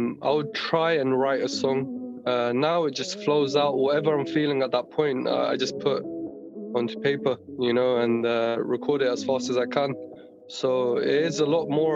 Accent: London, United Kingdom; I'm from West London

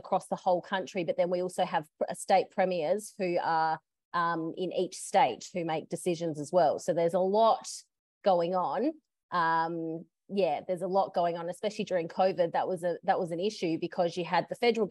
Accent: Adelaide, South Australia, Australia; also born or lived in Queensland; So I left Adelaide, my hometown, when I was 27.

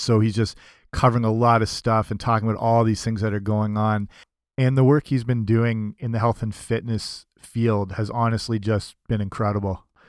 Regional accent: Canada; I'm I'm Canadian

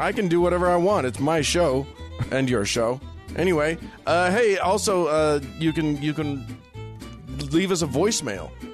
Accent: Salt Lake City, Utah, United States; I was raised with here in Salt Lake City.

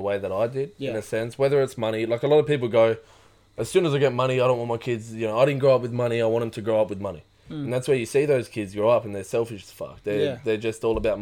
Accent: Australia; growing up in Australia

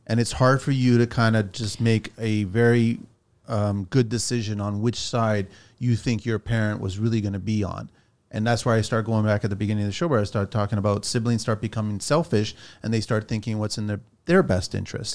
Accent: Pico, Azores, Portugal; I'm from Pico, right? This is from the Azores, which has got the highest point in Portugal

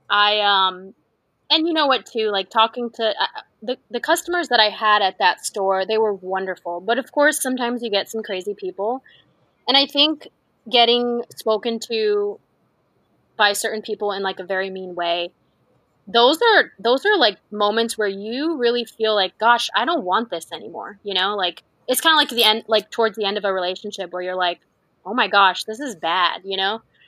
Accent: Southern California, United States; also born or lived in Texas / Idaho; I grew up here in Southern California

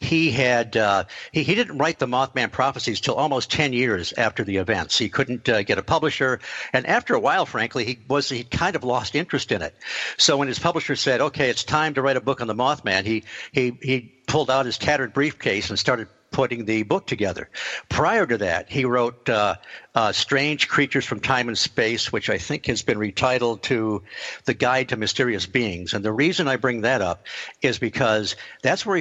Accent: Detroit, Michigan, United States; I grew up in Michigan, just around the Detroit area.

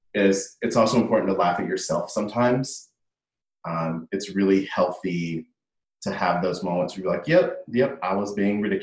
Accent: the South, United States; moved away; growing up in the South.

